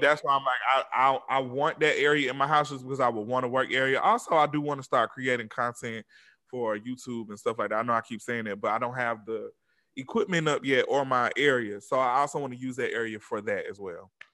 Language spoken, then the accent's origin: English; Atlanta, Georgia, United States; I'm from Atlanta